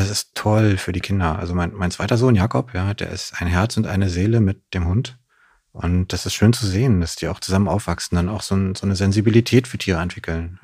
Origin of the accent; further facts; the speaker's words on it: Neuruppin, Brandenburg, Germany; moved away as an adult; also born or lived in Greifswald / Königs Wusterhausen; now in Berlin, Germany; Später dann äh, auf so ein Dorf in der Nähe von Neuruppin. Mhm. von da aus bin ich dann auch in Neuruppin am Ende zur Schule, habe dann mein Abitur gemacht